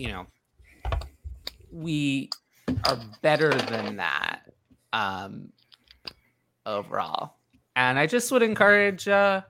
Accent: New York City, New York, United States; I'm from New York City

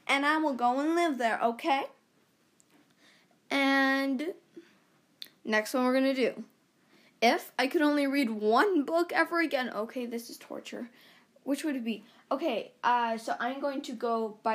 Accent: Canada; I'm Canadian

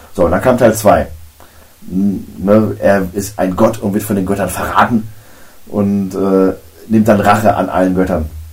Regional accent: Germany; bei uns in Deutschland

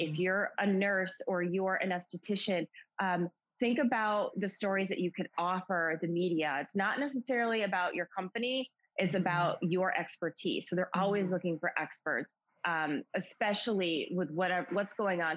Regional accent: Western Massachusetts, United States; I'm from Massachusetts, born and raised in Massachusetts, um, Western Mass, which is a small area about 90 minutes outside of Boston

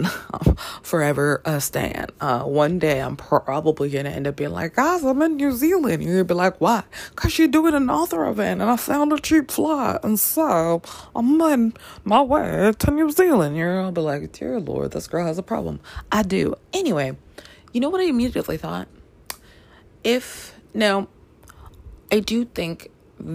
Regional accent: Canada; moved away; also born or lived in Washington Heights, New York, United States; I grew up in Canada

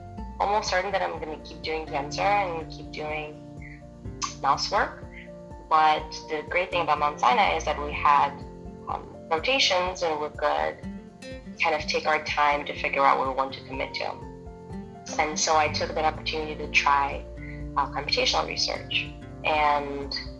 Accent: Moldova; also born or lived in Russia; now in United States; I was born in Moldova, spent most of my adulthood in Russia. I moved here to the States when I was 19

